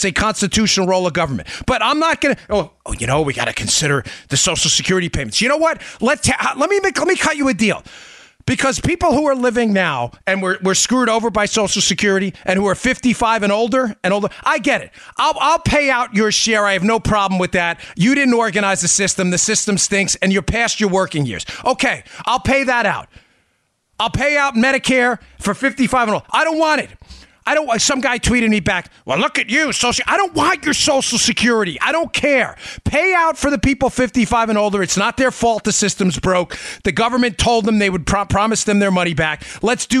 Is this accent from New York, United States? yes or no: yes; Smithtown, New York, United States; also born or lived in Queens, New York; I was born in Smithtown. My parents got divorced. I moved above a bar at 64th Place in Myrtle Avenue in a cockroach infested apartment